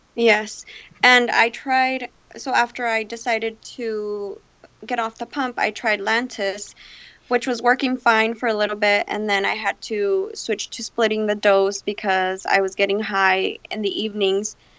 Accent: Phoenix, Arizona, United States; I'm from Phoenix, Arizona

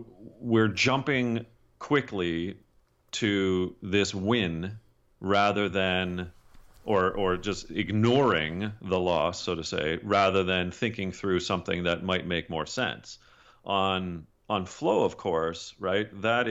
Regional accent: Canada; Well, I'm Canadian, and don't hold that against your northern neighbor

